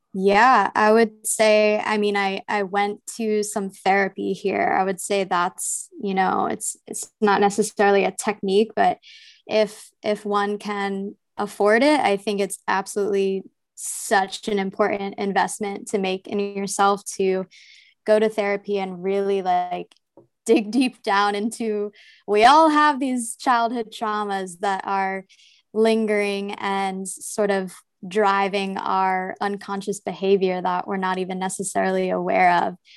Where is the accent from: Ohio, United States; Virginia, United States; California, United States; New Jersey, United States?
New Jersey, United States; I'm from New Jersey from a, like, rural farm town kind of area. And growing up was pretty, uh, suburban